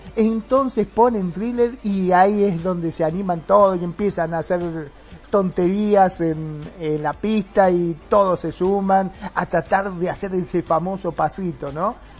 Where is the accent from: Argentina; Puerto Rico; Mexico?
Argentina